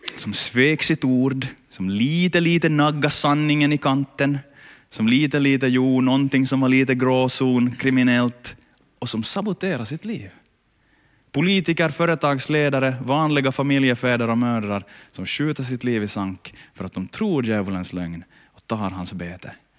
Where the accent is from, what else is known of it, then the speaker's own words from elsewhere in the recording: Ostrobothnia, Finland; där jag kommer ifrån, eh, land, landsbygden på Österbot, i Österbotten